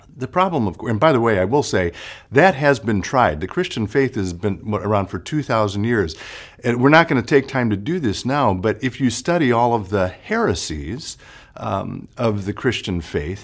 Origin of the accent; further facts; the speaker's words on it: Chicago, Illinois, United States; moved away; I'm actually from Chicago